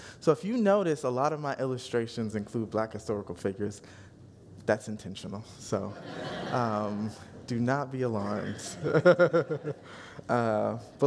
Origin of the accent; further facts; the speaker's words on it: Northeast Indiana, United States; growing up in Northeast Indiana